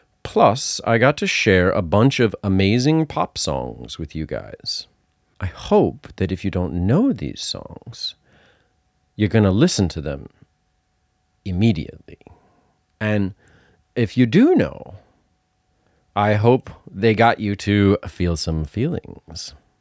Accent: Massachusetts, United States; accent: Massachusetts; Because I'm from Massachusetts and he talks like people I grew up with.

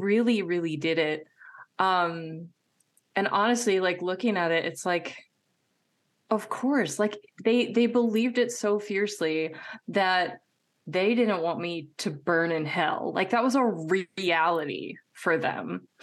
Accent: Midwest, United States; I was raised in the Midwest

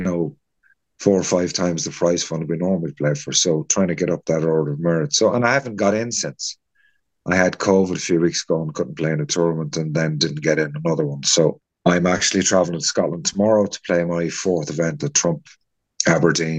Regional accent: Kilkenny, Leinster, Ireland; now in Baltray, Ireland; I'm originally from Kilkenny

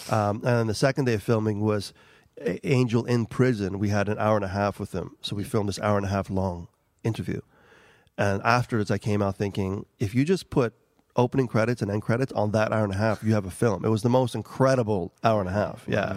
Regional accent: New York City, New York, United States; first language Albanian; English is a second language; moved away as an adult; also born or lived in Kosovo; now in Ireland; I grew up in New York City

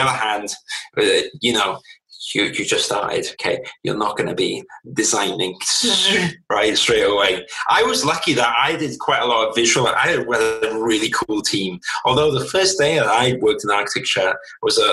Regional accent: South Wales, United Kingdom; I grew up social housing in South Wales

